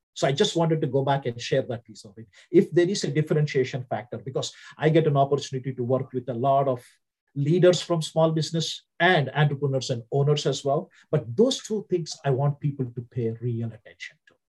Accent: India; accent: Indian; English is a second language; moved away as an adult; also born or lived in Southern United States; now in United States; my accent from India was very different.

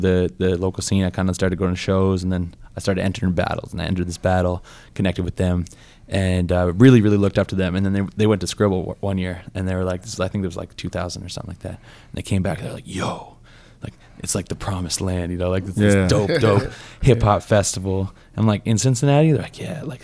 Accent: Halifax, Nova Scotia, Canada; I grew up in Halifax, Nova Scotia

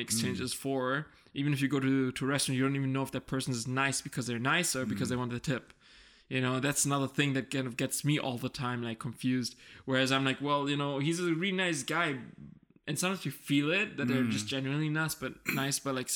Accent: Germany; born and raised in Germany

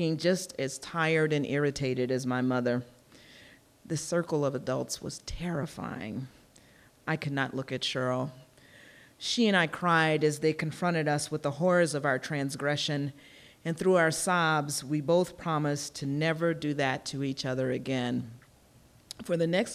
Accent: Kansas City, Missouri, United States; I grew up in Kansas City, Missouri in the 1960s and 1970s

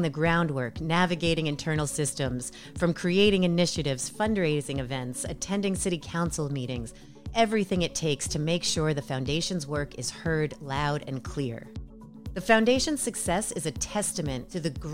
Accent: New York City, New York, United States; I was born and raised in New York City

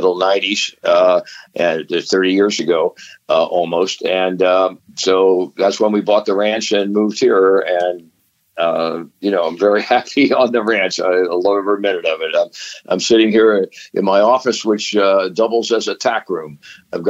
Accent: Dayton, Ohio, United States; also born or lived in Mount Clemens, Michigan; I had a very nice life growing up in Dayton, Ohio.

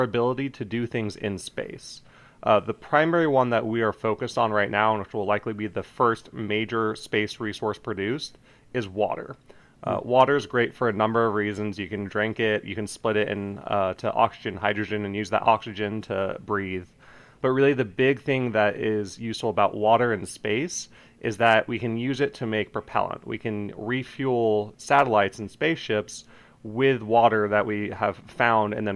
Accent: Colorado, United States; I'm originally from Colorado

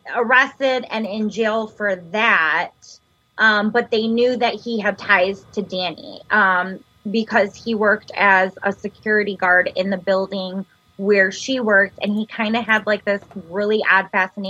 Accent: Michigan, United States; we're from Michigan

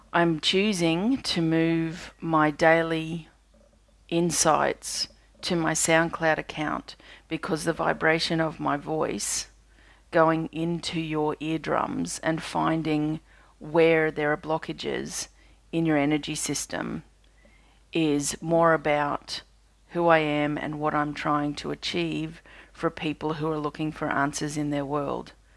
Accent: Australia; I'm an Australian energy healer

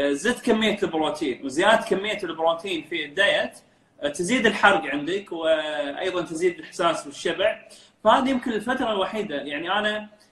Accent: Kuwait; also born or lived in Dublin, Ireland; احنا كخليجيين

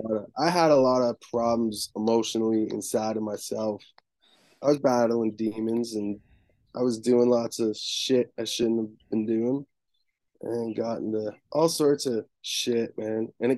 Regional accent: Haliburton, Ontario, Canada; For me, it was fucking tough most of the time. I hated it. I wanted to leave.

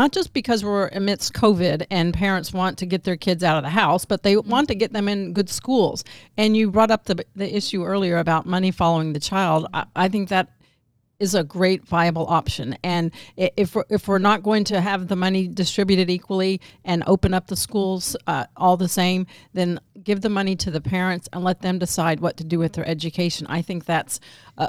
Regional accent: DeKalb County, Georgia, United States; moved away; also born or lived in Arkansas; But I was born and raised in DeKalb County, right by Fulton County

